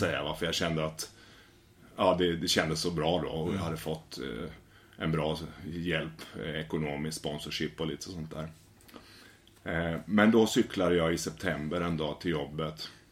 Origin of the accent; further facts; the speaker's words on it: Västervik, Kalmar County, Sweden; moved away; Jag kommer från Småland i Västervik.